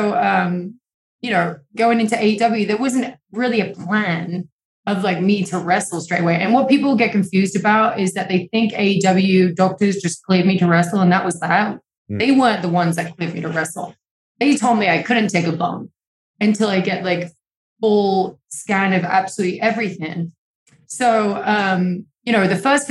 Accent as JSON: {"language": "English", "region": "England", "country": "United Kingdom", "moved": "yes", "lives_now": "Los Angeles, United States", "said": "I'm from England. It always rains over there."}